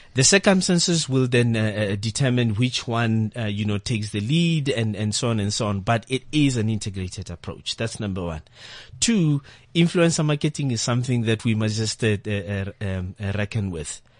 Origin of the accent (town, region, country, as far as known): South Africa